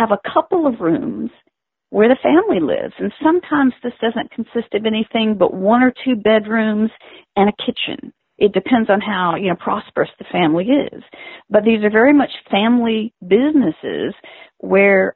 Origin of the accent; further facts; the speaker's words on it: Gulf Coast, United States; I grew up on the Gulf Coast